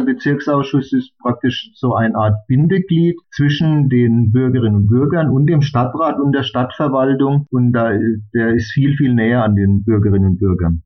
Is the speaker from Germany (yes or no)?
yes; Bamberg, Bavaria, Germany; ich komme ja aus Bamberg